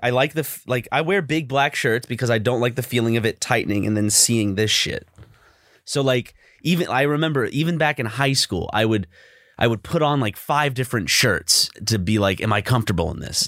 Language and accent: English; South Carolina, United States; growing up in South Carolina